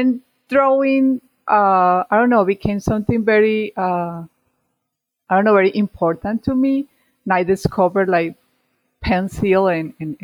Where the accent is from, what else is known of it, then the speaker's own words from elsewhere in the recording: Medellin, Antioquia, Colombia; English is a second language; moved away as an adult; I am from Medellin, Colombia